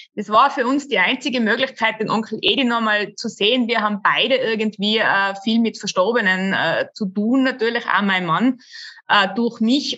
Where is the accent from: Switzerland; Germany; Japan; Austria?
Austria; Tyrol; also born or lived in Innsbruck; bei uns in Tirol